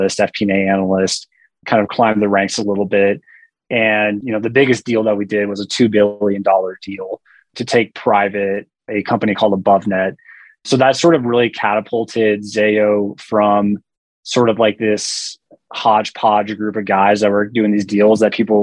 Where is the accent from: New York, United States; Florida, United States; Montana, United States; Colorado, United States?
Colorado, United States; Front Range of; also born or lived in Denver, Colorado; I'm from Colorado, grew up in the Front Range of Colorado